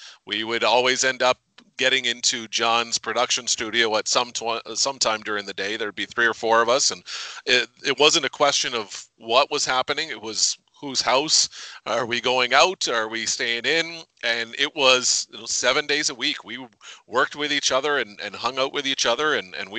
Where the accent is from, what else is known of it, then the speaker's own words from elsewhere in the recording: Windsor, Ontario, Canada; moved away; also born or lived in Toronto / Owen Sound; I was born and raised in Windsor.